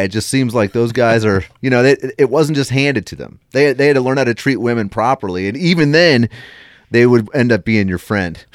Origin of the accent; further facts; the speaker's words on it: United States; we grew up in United States